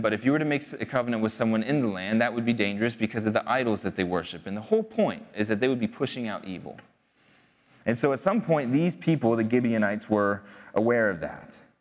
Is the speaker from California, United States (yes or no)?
no; outside of Philadelphia, Pennsylvania, United States; I grew up outside of Philadelphia